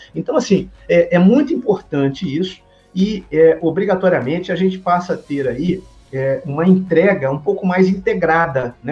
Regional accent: Minas Gerais, Brazil; sou mineiro

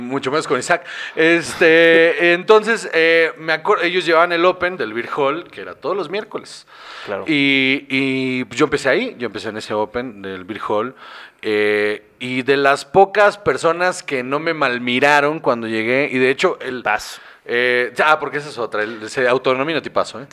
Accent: Guaymas, Sonora, Mexico; soy de Guaymas

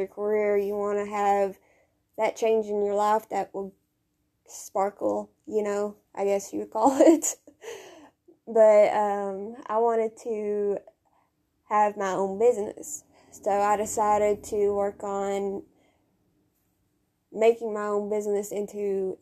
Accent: Kentucky, United States; now in Tennessee, United States; I was raised in Kentucky, but I've lived in Tennessee for the last 6 years

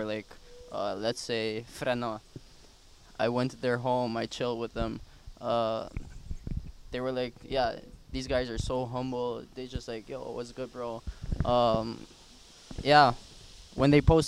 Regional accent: Curaçao; moved away as an adult; now in Netherlands; Born and raised in Curaçao as well.

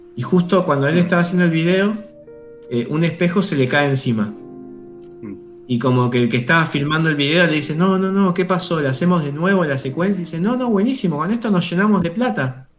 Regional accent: Argentina; nosotros venimos de ahí, como argentinos venimos de ahí

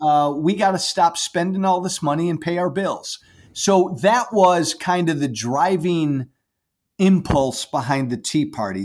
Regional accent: Chicago suburbs, Illinois, United States; I like to say I'm from Chicago, but I grew up in the, in the suburbs, so I'm not a real Chicago guy.

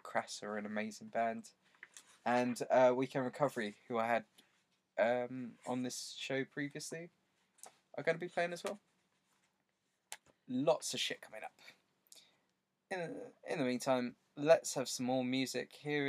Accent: Basildon, East of England, United Kingdom; We bonded over the fact that I'm from Basildon, which is where they're from.

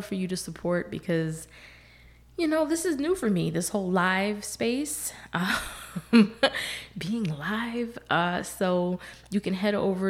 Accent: the North, United States; moved away as an adult; now in Texas, United States; I grew up in the North.

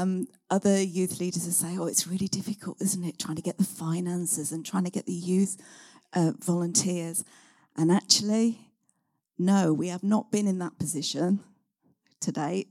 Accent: West Midlands, United Kingdom; I come originally from Warwickshire, come here.

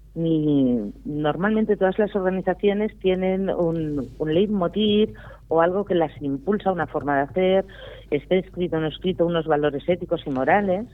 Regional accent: Priorat, Catalonia, Spain; un maravilloso vino de mi tierra

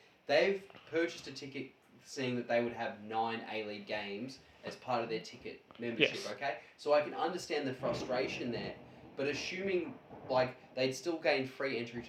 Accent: Tarneit, Victoria, Australia; We're from Tarnit, man.

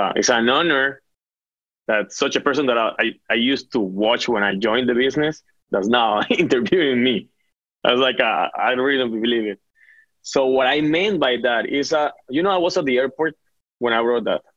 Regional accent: Caribbean coast, Colombia; moved away as an adult; now in Florida, United States; I'm from Colombia. I'm from the North Coast

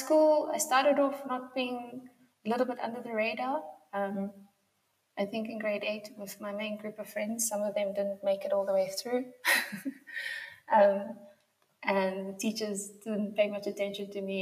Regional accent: Yeoville, Gauteng, South Africa; I did a lot of my growing up in Yeovil.

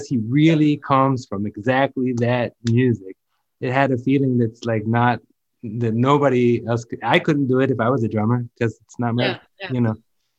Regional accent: Memphis, Tennessee, United States; moved away; I come from Memphis, but like, I didn't come from a gospel church. I come from a boring Presbyterian church.

